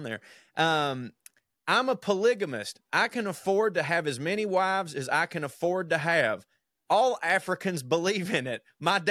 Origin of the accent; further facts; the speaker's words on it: Texas, United States; also born or lived in Oklahoma; I consider myself a Texan. I grew up in Texas and Oklahoma.